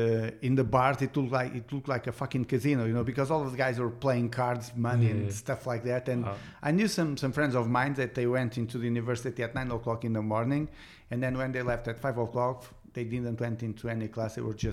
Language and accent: English; Montalegre, Norte, Portugal; also born or lived in Aveiro; I was born in Aveiro because my father was in the military. So I was in Aveiro for 2 years. After 2 years, my father went to the reserve. So we went back to Montalegre, and I stayed in Montalegre till I was 15 years old.